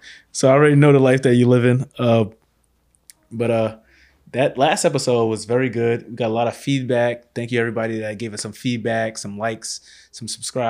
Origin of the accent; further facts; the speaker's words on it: New York City, New York, United States; So, like, us growing up in Canarsie, I always wanted to come back to Canarsie, live in Canarsie, get a house in Canarsie.